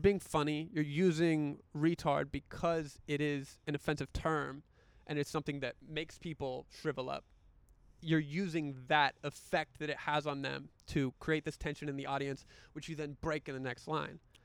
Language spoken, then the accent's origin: English; the South, United States; I grew up in the South